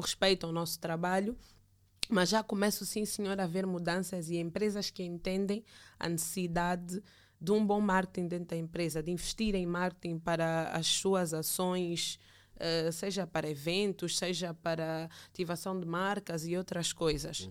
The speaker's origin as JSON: {"language": "Portuguese", "country": "Angola", "also_born_or_lived": "Brazil", "moved": "as an adult", "said": "voltaria para o meu país para dar o meu contributo como angolana"}